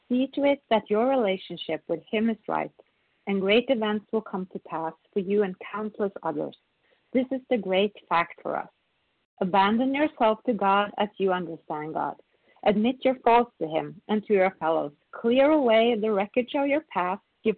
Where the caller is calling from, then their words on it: Sweden; I'm a recovered compulsive overeater, and I'm calling from Sweden today.